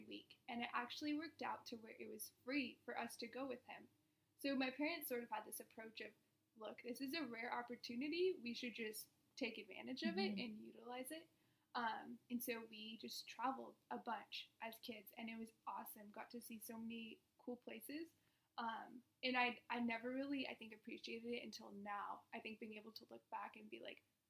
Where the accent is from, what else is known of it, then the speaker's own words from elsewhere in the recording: Orange County, California, United States; also born or lived in Phoenix; I was born and raised in Orange County